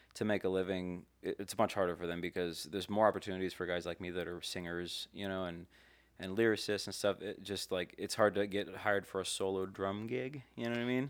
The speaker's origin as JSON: {"language": "English", "town": "Las Vegas", "region": "Nevada", "country": "United States", "tie": "born or raised there", "also_born_or_lived": "California", "said": "I moved here when I was five, so I grew up here"}